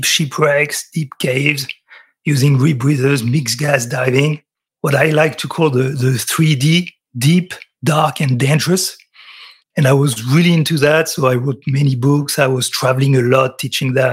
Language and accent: English; France; accent: French; English is a second language; I'm French. You can tell by my accent.